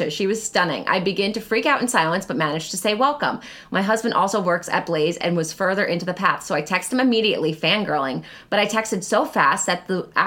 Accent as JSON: {"language": "English", "town": "Long Island", "region": "New York", "country": "United States", "said": "I work at the great jack o' lantern blaze at Old Bethpage Village Restoration on Long Island. I'm from Long Island."}